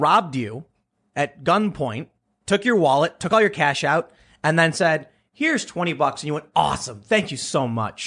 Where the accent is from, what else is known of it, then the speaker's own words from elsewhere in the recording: Chicago, Illinois, United States; somebody who grew up in Chicago